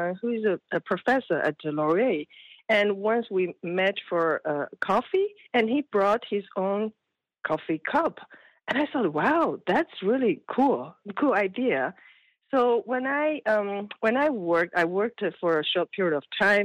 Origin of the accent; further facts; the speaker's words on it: China; moved away; I came from China. When I was a kid, we were poor